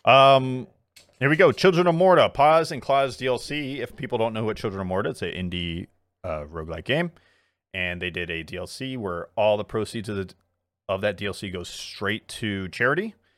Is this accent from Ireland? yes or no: no; South Korea; moved away; my home country, South Korea